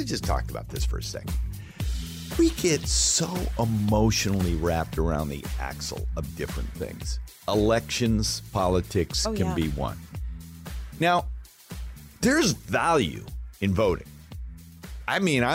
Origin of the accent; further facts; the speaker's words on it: Alaska, United States; moved away as an adult; also born or lived in Denver; I was from Alaska